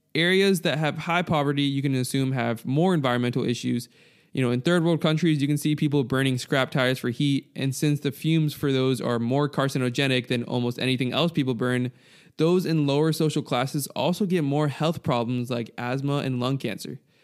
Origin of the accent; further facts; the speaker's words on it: United States; I'm American